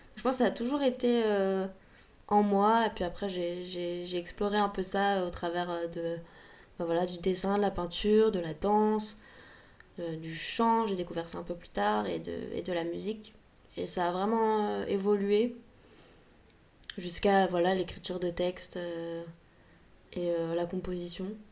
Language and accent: French; Paris, Île-de-France, France; also born or lived in London / Berlin; j'ai grandi euh, à Paris